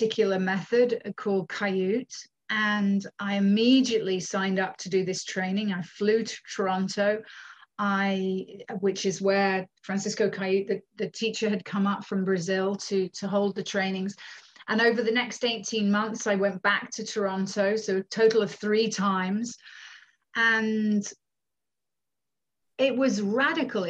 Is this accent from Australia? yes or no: no; United Kingdom; moved away as an adult; also born or lived in Scotland / Findhorn, Scotland; now in Canada; I'm from the UK originally, born in the UK to a Canadian mother